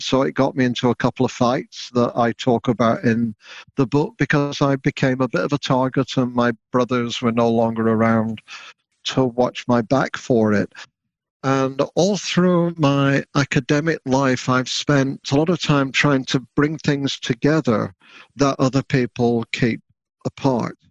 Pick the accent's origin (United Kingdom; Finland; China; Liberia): United Kingdom; now in Canada; the country of my upbringing, Brexit Britain